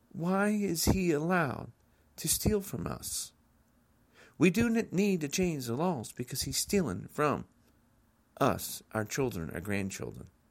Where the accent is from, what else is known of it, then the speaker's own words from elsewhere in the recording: United States; I'm an American citizen